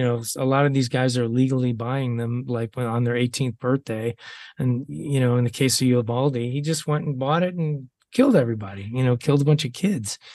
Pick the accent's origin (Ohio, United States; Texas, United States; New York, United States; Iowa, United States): Ohio, United States; moved away; i'm having another homecoming in ohio